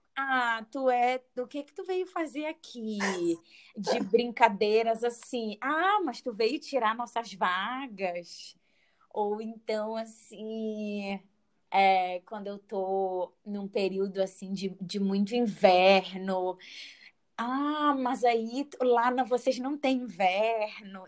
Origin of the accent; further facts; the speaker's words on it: Pará, Brazil; moved away; Sou uma paraense morando no sul do Brasil